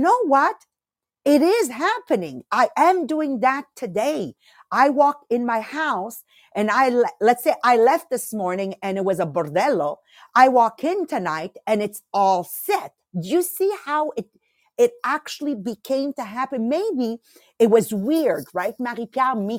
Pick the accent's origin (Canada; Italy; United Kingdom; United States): Italy; moved away; I went to my village where I was born in Italy in 2019